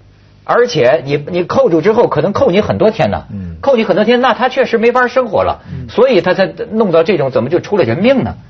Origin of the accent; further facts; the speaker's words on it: Shandong, China; 就是我们山东那边的